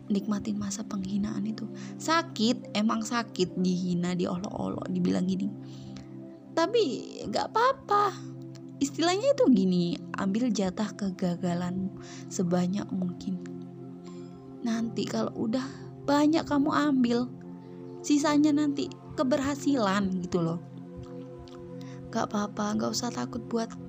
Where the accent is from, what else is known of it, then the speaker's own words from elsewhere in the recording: Java, Indonesia; first language Javanese; ada sih orang asli Jawa bisa ngomong Indonesia tapi juga gini orang tuaku ngomongnya Jawa semua keluarga aku Jawa semua kadang kalau ngomong sama teman pun Jawa